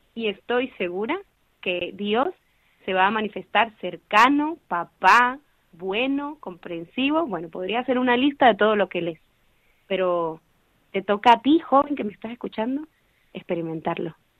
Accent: Venezuela; moved away as an adult; now in Madrid, Spain; soy venezolana y hace más o menos seis años que estoy fuera de mi país

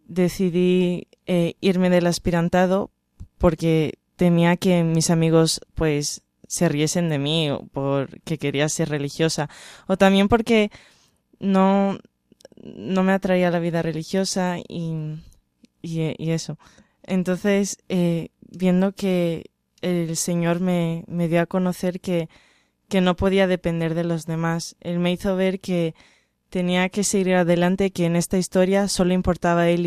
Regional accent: Brazil; now in Spain; Soy brasileña, pero llevo viviendo en España once años.

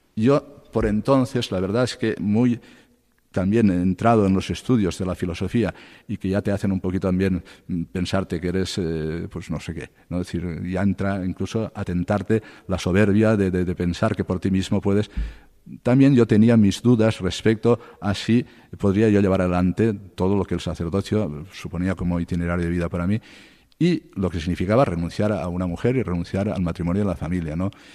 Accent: Cocentaina, Valencian Community, Spain; born or raised there; moved away as an adult; also born or lived in Castellón / Murcia; now in Alcalá de Henares, Spain

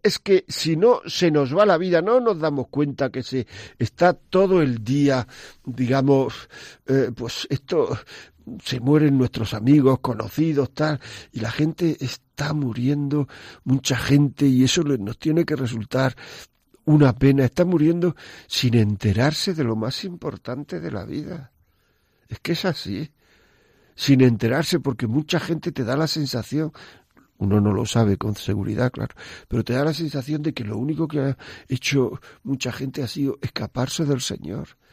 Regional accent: northern part of the province of Granada, Andalusia, Spain; como se dice en mi tierra, la parte norte de la provincia de Granada.

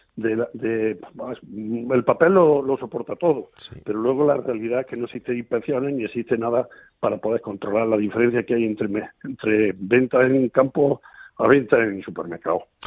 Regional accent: Cambil, Andalusia, Spain; aquí en Cambil, que, que digamos es mi pueblo, un pueblo muy bonito de Sierra, de Sierra Mágina.

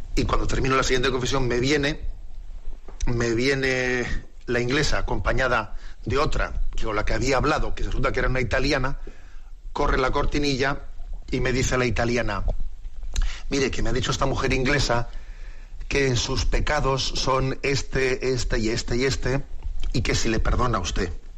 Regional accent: San Sebastián, Basque Country, Spain; en nuestra tierra, y sabes que yo soy de Bispo de San Sebastián

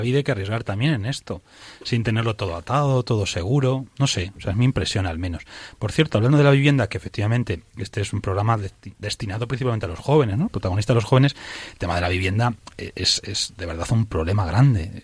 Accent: Toledo, Castilla-La Mancha, Spain; yo soy de Toledo

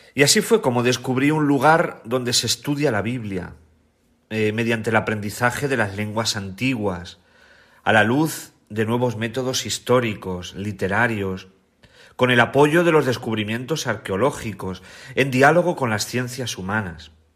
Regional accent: Bolaños de Calatrava, Castilla-La Mancha, Spain; moved away as an adult; also born or lived in Rome; Nací en, en, Bolaños de Calatrava, que es un pueblo de Ciudad Real

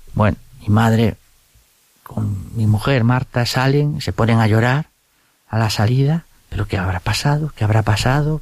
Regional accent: Vigo, Galicia, Spain; Me eduqué en un colegio de los jesuitas, allí en Vigo, yo soy gallego

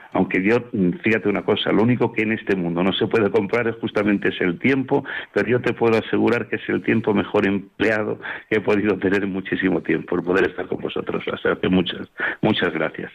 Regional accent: Spain; como españoles

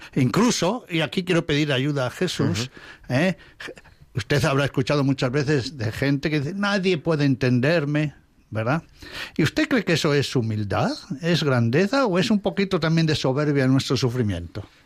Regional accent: Alba de Tormes, Castile and León, Spain; moved away; mi pueblo, la villa ducal de Alba de Tormes

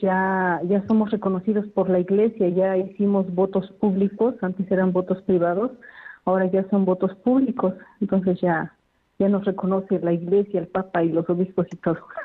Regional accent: Puebla, Mexico; moved away as an adult; Soy de México, del estado de Puebla.

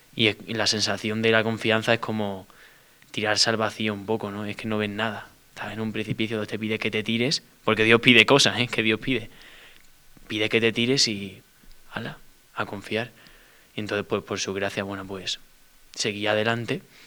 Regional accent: Seville, Andalusia, Spain; yo soy de Sevilla, tengo 20 años

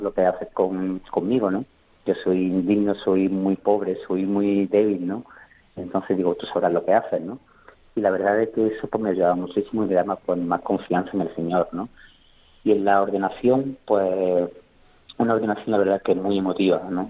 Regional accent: Córdoba, Andalusia, Spain; also born or lived in Jauja; yo soy de Córdoba, ¿no? De Córdoba capital

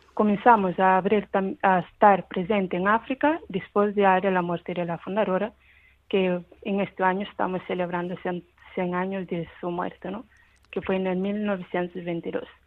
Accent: Cape Verde

